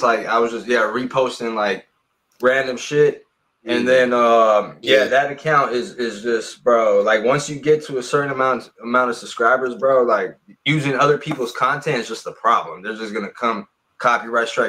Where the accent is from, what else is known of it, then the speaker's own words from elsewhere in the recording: Los Angeles, California, United States; From Los Angeles, California